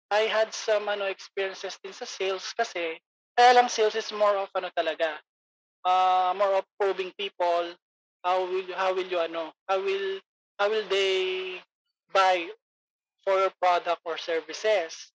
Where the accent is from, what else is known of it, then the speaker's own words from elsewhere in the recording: Pampanga, Central Luzon, Philippines; moved away; I'm from Pampanga